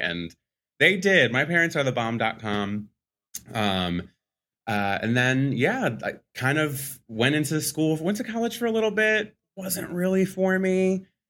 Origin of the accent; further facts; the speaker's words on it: Philadelphia, Pennsylvania, United States; born and raised Philadelphia, P A. So I'm a Philly boy